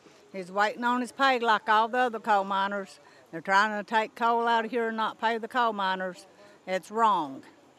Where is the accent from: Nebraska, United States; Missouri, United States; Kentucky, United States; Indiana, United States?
Kentucky, United States; Cumberland; I'm from Cumberland.